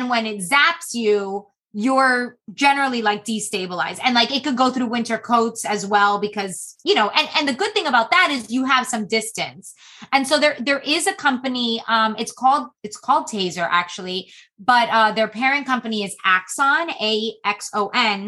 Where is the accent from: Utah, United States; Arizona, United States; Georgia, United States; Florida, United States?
Florida, United States; also born or lived in Massachusetts; I'm from Florida